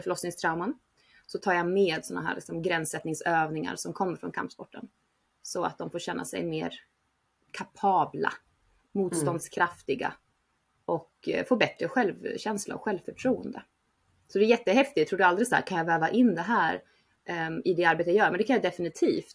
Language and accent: Swedish; Uppsala, Uppsala County, Sweden; moved away as an adult; also born or lived in Barcelona, Spain; jag är från Uppsala, uppvuxen där